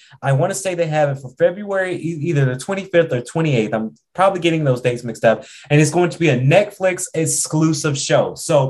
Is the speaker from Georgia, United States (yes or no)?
yes; Atlanta, Georgia, United States; also born or lived in Macon; I like to say I'm from Atlanta. I love the city of Atlanta, but I always got to say too, you know, I'm from Macon as well.